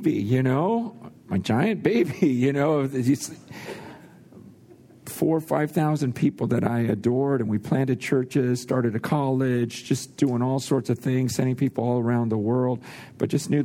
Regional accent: San Francisco, California, United States; also born or lived in Hong Kong; I was born in San Francisco, right in Chinatown, and my mom actually died giving birth to me right there in Chinatown

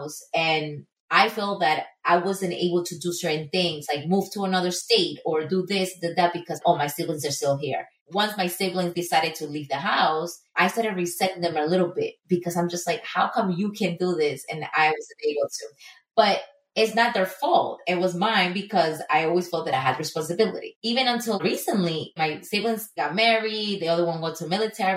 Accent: Ecuador; moved away as an adult; now in United States; I was born and raised in Ecuador

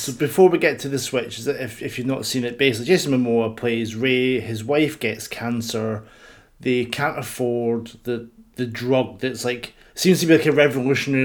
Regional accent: Scotland, United Kingdom; I'm Scottish

